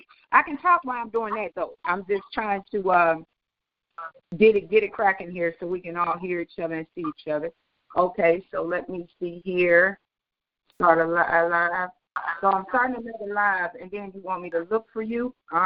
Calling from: Houston, Texas, United States; This your girl, the lovely … I'm calling from Houston, Texas.

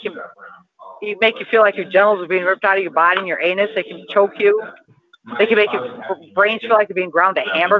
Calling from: Toledo, Ohio, United States; I'm in Toledo, Ohio.

